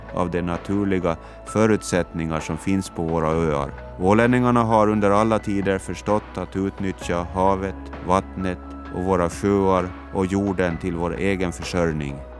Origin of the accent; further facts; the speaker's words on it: Åland, Finland; Den framgång vi rönt som ålänningar